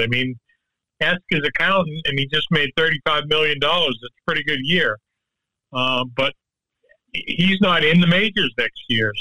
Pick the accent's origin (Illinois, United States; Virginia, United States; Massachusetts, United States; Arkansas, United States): Massachusetts, United States; Boston; now in Florida, United States; growing up in the Northeast, up around Boston